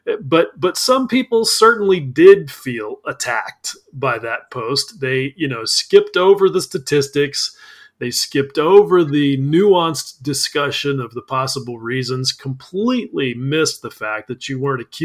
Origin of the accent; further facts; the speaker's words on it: United States; I'm an American.